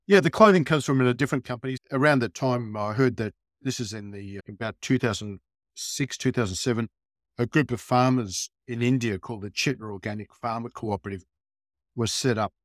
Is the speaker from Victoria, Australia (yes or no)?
yes; Melbourne, Victoria, Australia; growing up in Melbourne during the, uh, nineteen sixties and seventies